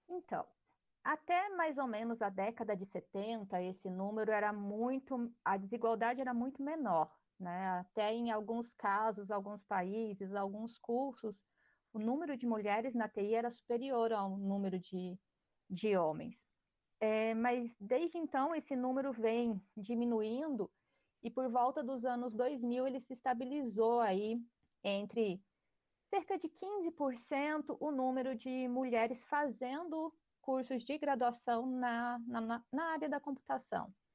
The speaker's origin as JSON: {"language": "Portuguese", "town": "Palmas", "region": "Tocantins", "country": "Brazil", "said": "eu sou aqui da região, eu sou aqui de Palmas"}